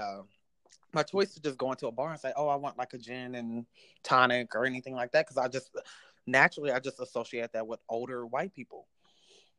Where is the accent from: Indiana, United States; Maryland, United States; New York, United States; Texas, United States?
Indiana, United States; Indianapolis; moved away as an adult; now in Chicago, United States; I am from Indianapolis, so it was closer to home